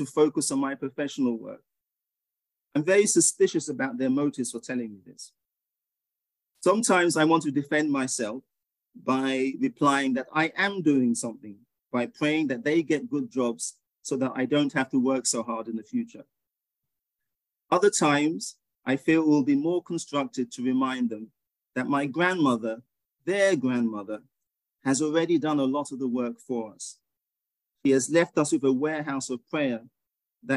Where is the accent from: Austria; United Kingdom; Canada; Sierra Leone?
United Kingdom; England; moved away as an adult; also born or lived in Ghana; now in United States; I was born in Ghana, which you would have heard in my meditation, but you could probably tell from my accent that I grew up in England, and I've lived in the US for 29 years now